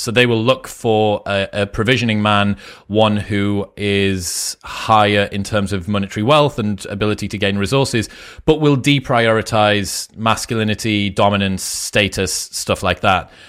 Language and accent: English; Newcastle upon Tyne, North East England, United Kingdom; moved away as an adult; now in Austin, United States; I'm from Newcastle, which is northeast